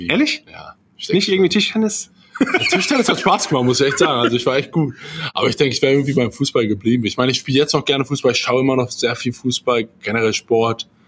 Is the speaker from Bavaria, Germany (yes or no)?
no; Salzgitter, Lower Saxony, Germany; Salzgitter vor genau ein bisschen mehr als 30 Jahren. Ja. Ja, nichts Besonderes eigentlich mit aufgewachsen.